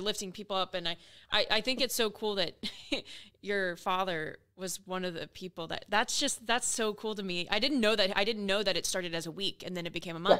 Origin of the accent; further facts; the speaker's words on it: Oklahoma, United States; moved away; I grew up in, I grew up in Oklahoma